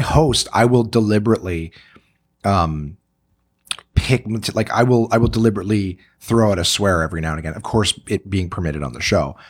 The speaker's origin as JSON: {"language": "English", "country": "Canada", "said": "I'm a Canadian entertainer"}